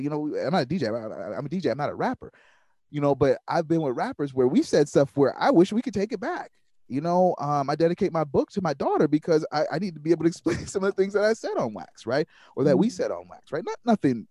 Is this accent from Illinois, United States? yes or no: yes; Waukegan, Illinois, United States; also born or lived in Kenosha, Wisconsin; I'm from Waukegan, Illinois